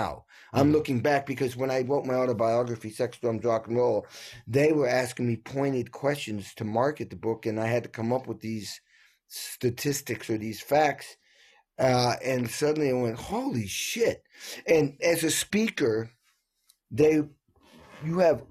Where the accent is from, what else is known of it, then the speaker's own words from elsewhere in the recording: New England, United States; I grew up in New England and like an old dairy farm